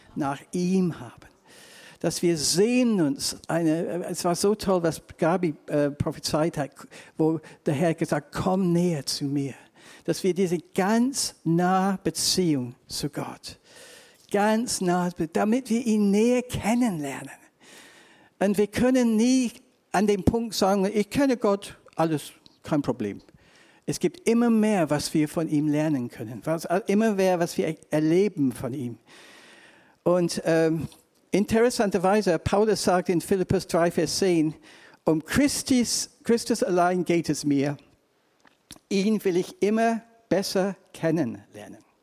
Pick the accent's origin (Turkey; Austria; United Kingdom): United Kingdom; England; accent: English; German is a second language; now in Germany; ich komme aus England. Zweitens, ich habe einen ganz komischen deutschen Akzent